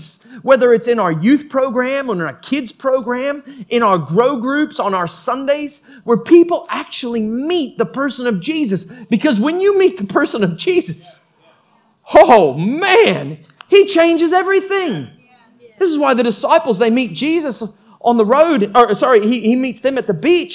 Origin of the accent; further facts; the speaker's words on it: United States; I was born in America